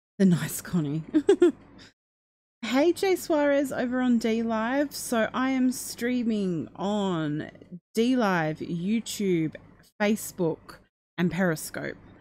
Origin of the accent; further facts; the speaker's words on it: Australia; I'm Australian